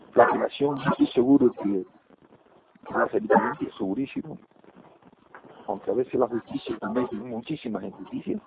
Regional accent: Canary Islands, Spain; cada rincón de mi tierra, en el pueblo canario

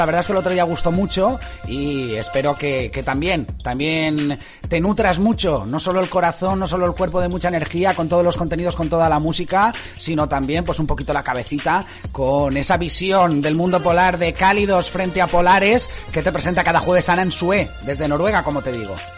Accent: Dénia, Valencian Community, Spain; veraneaba mucho por Denia, por mi ciudad natal

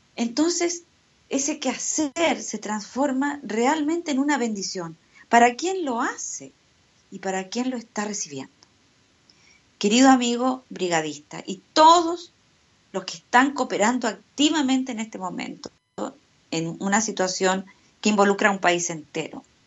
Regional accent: Chile

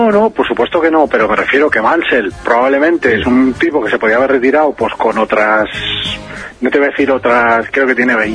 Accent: Asturias, Spain; Yo me soy uno de Asturias

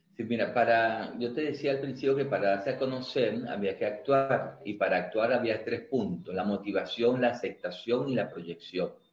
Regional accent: Venezuela; moved away as an adult; now in Mendoza, Argentina; nosotros los venezolanos

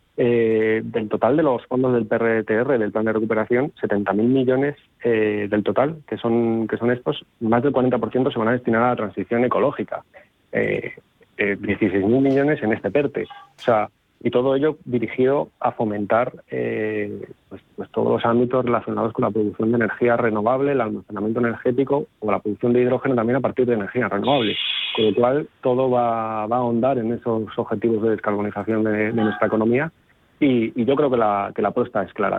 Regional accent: León, Castile and León, Spain; provengo de cuenca minera. Soy de León.

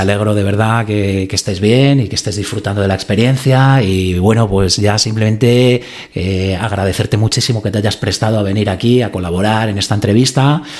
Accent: Madrid, Community of Madrid, Spain; como madrileño o español que vivo aquí

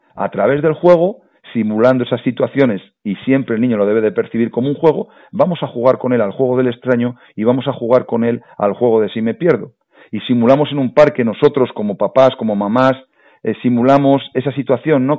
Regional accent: La Rioja, Spain; La Rioja, de donde yo soy

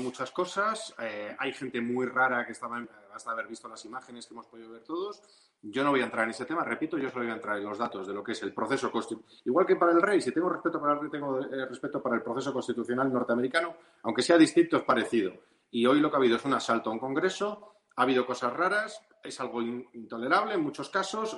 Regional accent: Ceuta, Spain; moved away; como ceutí de nacimiento y con la relación que he tenido a lo largo de los años con aquella ciudad que me vio nacer

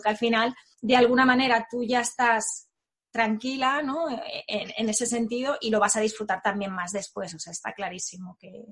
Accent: Barcelona, Catalonia, Spain; él y yo somos de, Barcelona

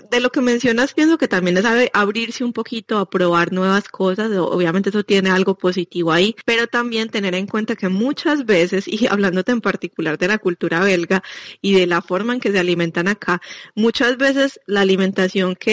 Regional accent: Colombia; now in Belgium; nosotros, eh, los latinos, pues, ya les decía que yo vengo de Colombia

